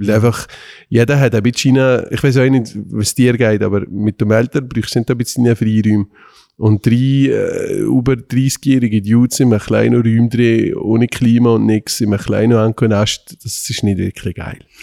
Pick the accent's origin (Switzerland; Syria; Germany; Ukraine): Switzerland; Valais; wir kommen aus dem Wallis